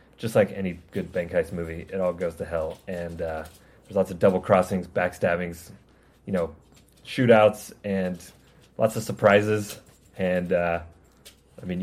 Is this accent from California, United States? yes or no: yes; California, United States; accent: regular American; now in Georgia, United States; I am from California, but I'm in Georgia now, and I just have a regular American accent